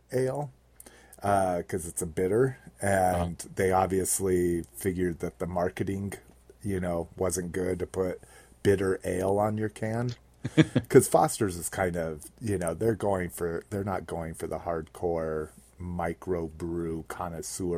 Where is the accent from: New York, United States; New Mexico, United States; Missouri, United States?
New Mexico, United States; everybody I grew up with in New Mexico